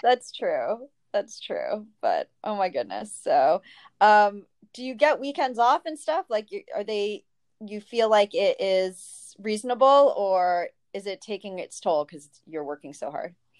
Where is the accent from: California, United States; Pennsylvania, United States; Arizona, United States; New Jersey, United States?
New Jersey, United States; moved away; also born or lived in New York City; I grew up in New Jersey and went to New York City